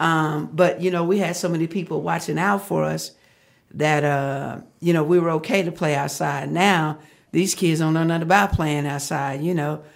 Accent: Fort Worth, Texas, United States; moved away as an adult; now in Arizona, United States; I am from Fort Worth, uh, Texas, the great state of Texas.

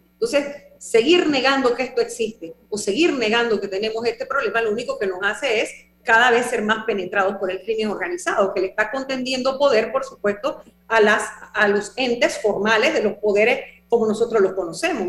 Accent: Panama; una sociedad como la panameña, que nosotros, bueno, el comercio es lo nuestro

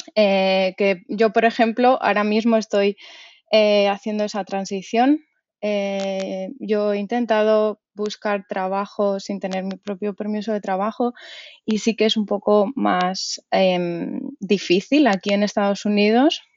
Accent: Madrid, Community of Madrid, Spain; moved away as an adult; now in New Brunswick, United States; yo soy de Madrid

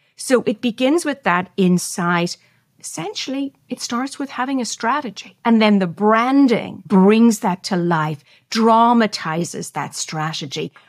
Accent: Ireland; I'm Irish, so we love storytelling

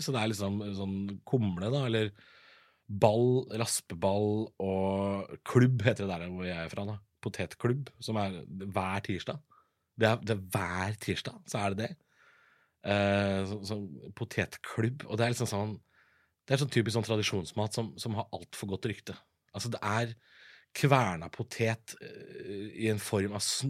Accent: Drammen, Buskerud, Norway; jeg er jo fra Drammen

